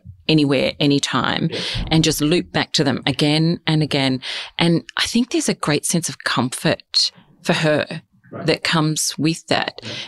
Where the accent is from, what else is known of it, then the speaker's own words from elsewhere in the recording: past Hamilton, Western Victoria, Australia; moved away; also born or lived in Adelaide / Hong Kong; I said, oh, Western Victoria. Oh, where? Oh, past Hamilton